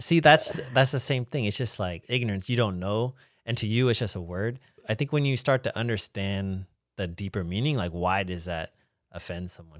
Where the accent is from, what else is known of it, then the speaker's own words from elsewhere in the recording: United States; me as an American